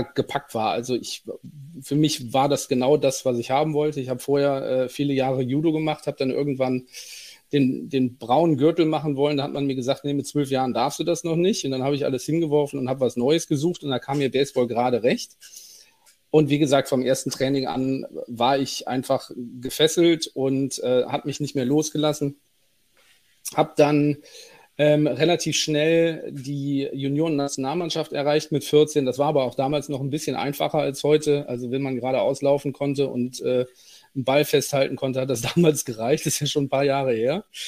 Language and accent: German; Cologne, North Rhine-Westphalia, Germany; ich bin gebürtiger Kölner